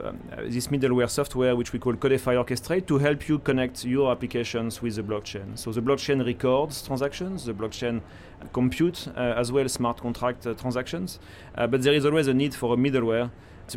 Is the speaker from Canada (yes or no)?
no; France; moved away as an adult; now in Hong Kong; I was born in France.